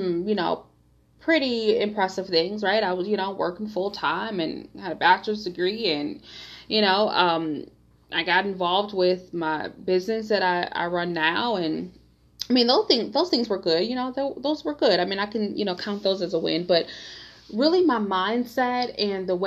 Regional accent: Detroit, Michigan, United States; I grew up in Detroit, Michigan, and Detroit is such an amazing, vibrant, fun city

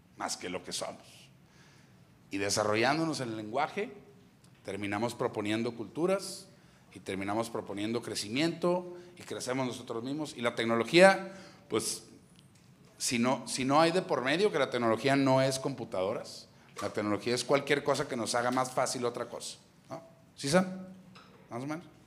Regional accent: Monterrey, Nuevo León, Mexico; also born or lived in Apodaca, Nuevo León / San Pedro Garza García, Nuevo León; yo crecí allá en Apodaca luego nos venimos aquí a country, y toda mi adolescencia fue en country

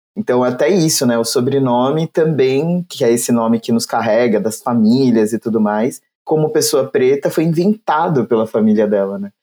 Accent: São Paulo, Brazil; cresci no Grajaú, é, periferia de São Paulo

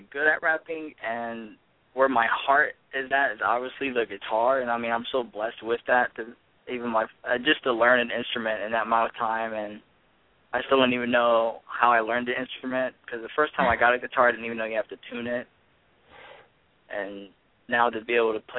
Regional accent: Ohio, United States; being an inner city kid that I was raised as in Ohio around high school

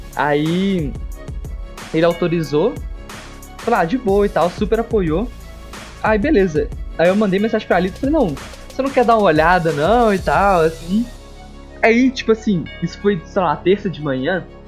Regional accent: Minas Gerais, Brazil; disputei Campeonato Mineiro, eu sou de Minas.

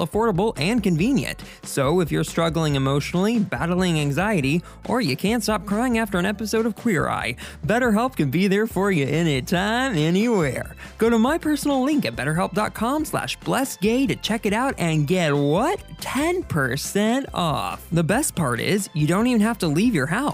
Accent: Southern, United States; accent: Southern; my Southern accent

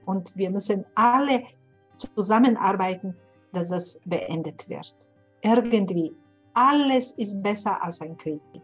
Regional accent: Sarajevo, Federation of Bosnia and Herzegovina, Bosnia & Herzegovina; German is a second language; moved away as an adult; also born or lived in Windeck, Germany; now in Munich, Germany; ich bin aus Sarajevo

